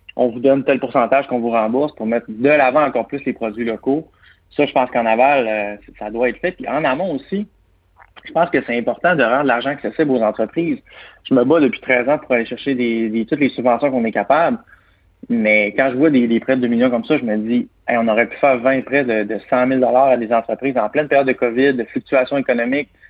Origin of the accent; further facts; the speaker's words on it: Quebec, Canada; Je suis natif du Saguenay-Lac-Saint-Jean, ma famille est installée là depuis une bonne centaine d'années